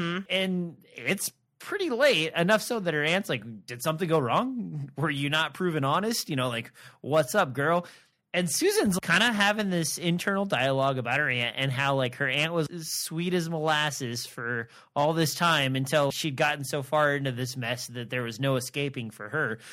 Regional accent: Nebraska, United States; I'm from Nebraska

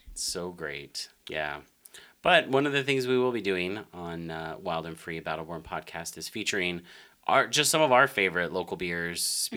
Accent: Denver, Colorado, United States; also born or lived in Arkansas; now in Las Vegas, United States; born and raised in Denver, Colorado

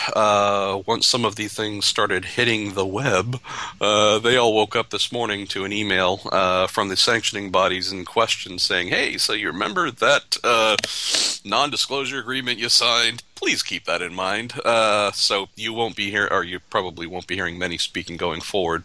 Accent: United States; as an American

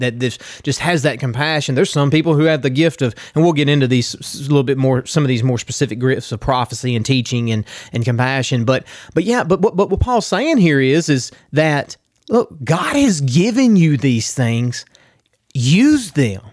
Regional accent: Garland, United States; I'm from Garland

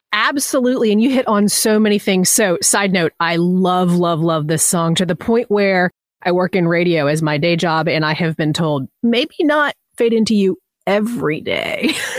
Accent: Southeast, United States; I'm from the Southeast.

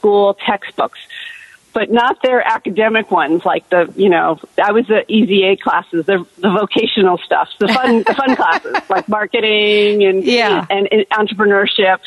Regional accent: Los Angeles, California, United States; moved away as an adult; now in Seattle, United States; I was from Los Angeles and I owned a house

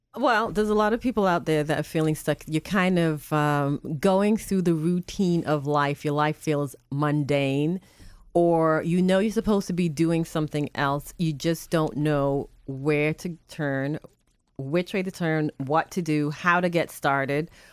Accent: England, United Kingdom; also born or lived in Boston, United States / North Carolina, United States; now in Spring Hill, United States; I was born and raised in England, and, um, my parents moved to the Boston area

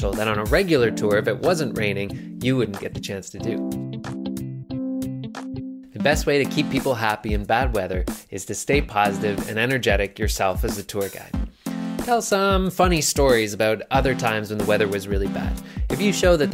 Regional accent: Nova Scotia, Canada

